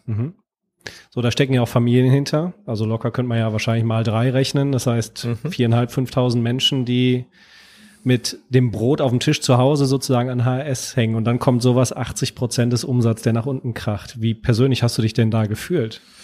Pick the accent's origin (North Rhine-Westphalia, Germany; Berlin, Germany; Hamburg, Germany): North Rhine-Westphalia, Germany; Cologne; für mich als Kölsche Jung